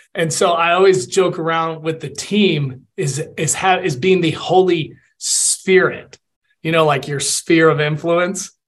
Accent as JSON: {"language": "English", "town": "Atlanta", "region": "Georgia", "country": "United States", "tie": "born or raised there", "also_born_or_lived": "Puerto Rico / West Point, New York", "moved": "as an adult", "lives_now": "Colorado Springs, United States", "said": "I was born in Puerto Rico, a little island in the Caribbean. Mm-hmm. I grew up in Atlanta and I played football"}